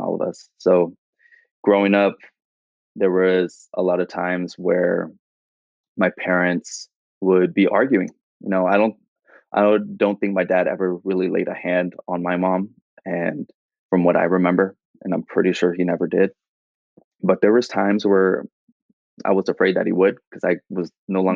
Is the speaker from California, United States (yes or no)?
yes; Fremont, California, United States; also born or lived in Union City, California; I grew up in the Bay Area, so I've been in the Bay Area all my life